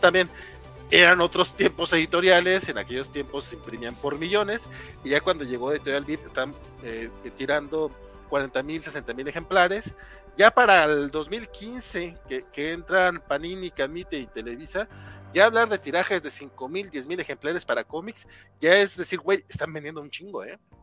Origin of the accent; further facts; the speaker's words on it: Durango, Mexico; Isaac y yo somos de Durango